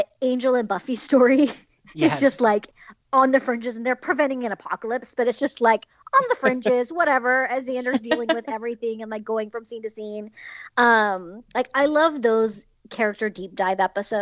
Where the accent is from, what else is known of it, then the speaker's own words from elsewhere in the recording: Utah, United States; now in Southern California, United States; I grew up in Utah, let's be real. I now live in Southern California in the suburbs.